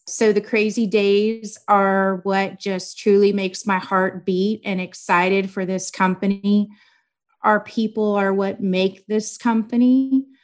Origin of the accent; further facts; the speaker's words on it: Corpus Christi, Texas, United States; also born or lived in Kingsville, Texas / College Station, Texas; I am from Corpus Christi, or that is where I grew up. I was born in Kingsville, Texas, and then we moved for me to start school